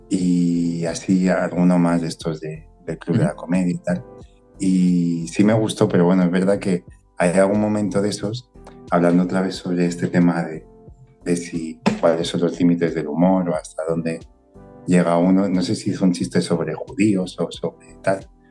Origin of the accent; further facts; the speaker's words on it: Spain; yo soy español